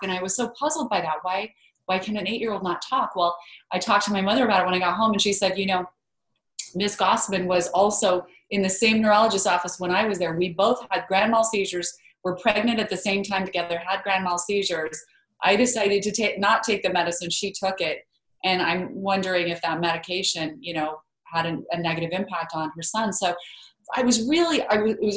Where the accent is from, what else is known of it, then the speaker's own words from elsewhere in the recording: Idaho, United States; I grew up in Idaho.